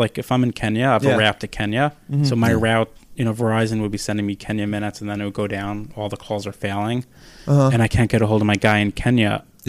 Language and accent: English; New York City, New York, United States; I grew up right outside of the Village.